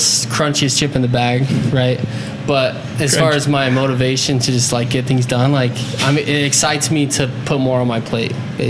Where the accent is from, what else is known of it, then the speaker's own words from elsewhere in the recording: St. George, Utah, United States; now in Salt Lake City, United States; I'm from St. George, which is great. I'm glad to be in Salt Lake, though. It's a much different environment. I'm 27